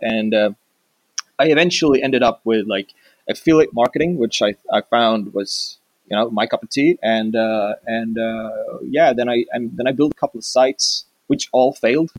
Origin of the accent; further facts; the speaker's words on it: Sweden; I'm from Sweden